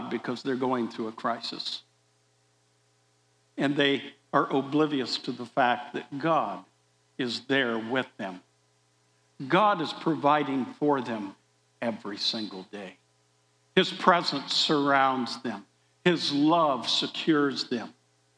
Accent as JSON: {"language": "English", "town": "Des Moines", "region": "Iowa", "country": "United States", "tie": "born or raised there", "said": "I grew up in Des Moines, Iowa"}